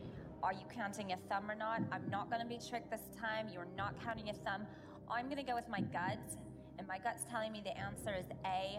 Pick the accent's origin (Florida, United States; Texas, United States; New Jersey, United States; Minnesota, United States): New Jersey, United States; Since I'm from New Jersey, the answer is D, the Jersey Ocean.